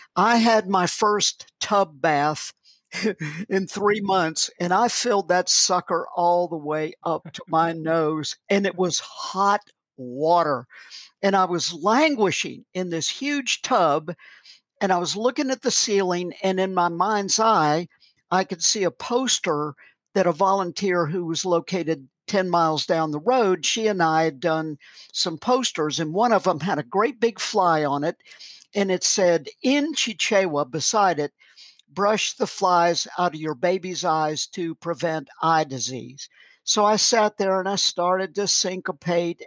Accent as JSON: {"language": "English", "region": "the South", "country": "United States", "also_born_or_lived": "Malawi", "moved": "as an adult", "said": "I'm an American"}